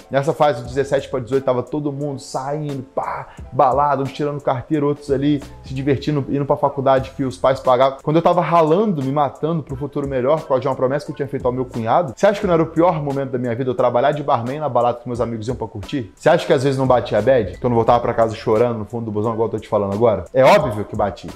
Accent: Brazil; moved away as an adult; also born or lived in interior of Rio de Janeiro; Quando eu saí do Brasil, vi que eu falava inglês

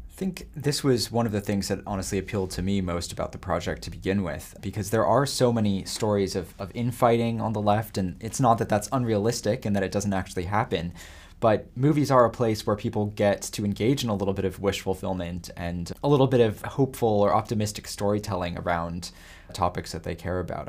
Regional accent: California, United States; I grew up in California

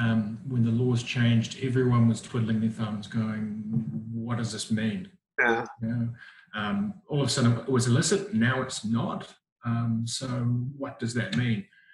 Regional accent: Whangamata, Waikato, New Zealand; moved away as an adult; also born or lived in Wellington, New Zealand / Auckland, New Zealand; now in Gold Coast, Australia; Grew up in a small town in New Zealand called Whangamata, and then moved to Auckland, did my training as a doctor. And then I've moved around the place in New Zealand to learn my trade, and then came across to Australia.

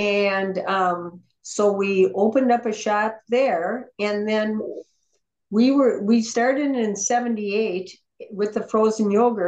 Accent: St. Paul, Minnesota, United States; I actually grew up in St. Paul, Minnesota, on North Dale was sort of the neighborhood that I was closest to, which happens to be very close to the Minnesota State Fair.

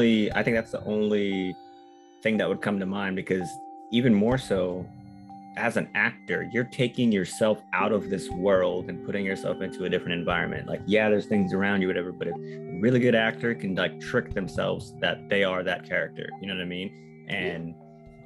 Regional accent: Philippines; I'm not Spanish, but I'm Filipino, which has a lot of Spanish influence.

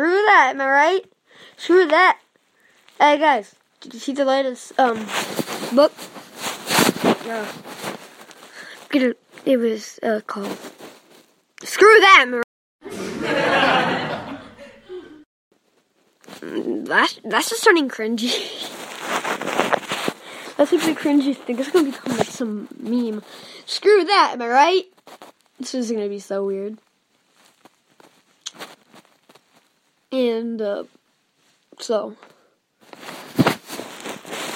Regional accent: Indiana, United States; I'm from Indiana

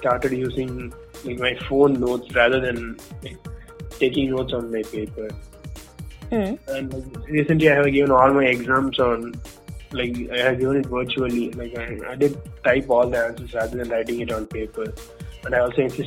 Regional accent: Tamil Nadu, India; moved away as an adult; now in Bangalore, India; I'm basically from Tamil Nadu.

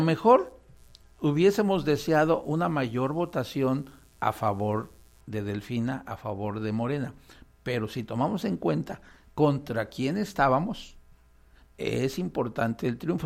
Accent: Mexico; los ciudadanos mexicanos

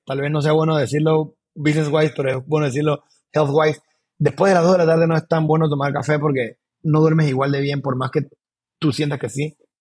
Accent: Panama; also born or lived in Boquete / Panama City; Yo soy panameño 100%

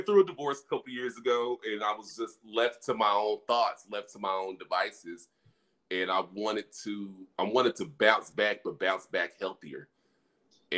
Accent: Dallas, Texas, United States; I hail from the South Dallas area, Texas

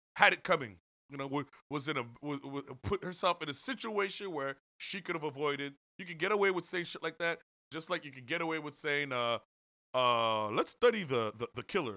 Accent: Canada; growing up in Canada

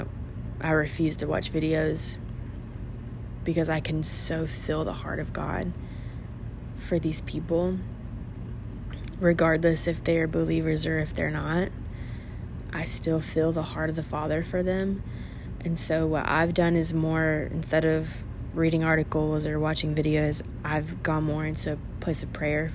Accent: United States; as an American

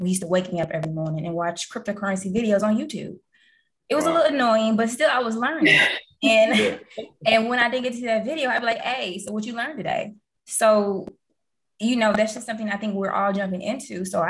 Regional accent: Cleveland, Ohio, United States; I'm from Ohio, Cleveland, all day, every day.

